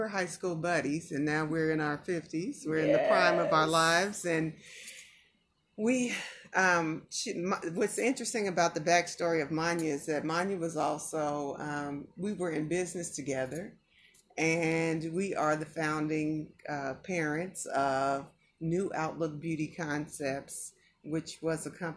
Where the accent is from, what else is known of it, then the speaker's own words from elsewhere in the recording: Kansas City, Missouri, United States; now in Las Vegas, United States; I'm from Kansas City too